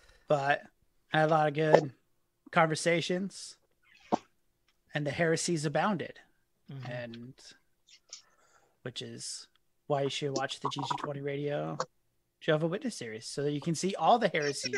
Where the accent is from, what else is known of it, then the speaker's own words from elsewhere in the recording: United States; especially being an American in England. There is already kind of this distrust during that time. But then came back to the States